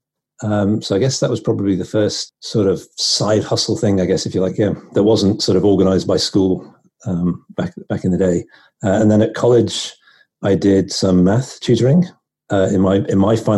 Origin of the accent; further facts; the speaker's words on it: northwest of England near Liverpool, North West England, United Kingdom; moved away as an adult; also born or lived in London; now in United States; I'm from England, up in the northwest of England near Liverpool.